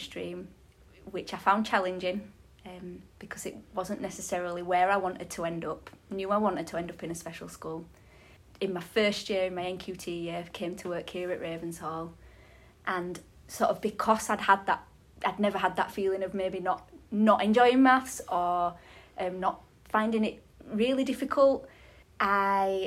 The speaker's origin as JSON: {"language": "English", "town": "Halifax", "region": "Yorkshire and the Humber", "country": "United Kingdom", "tie": "born or raised there", "said": "I'm from Halifax as well"}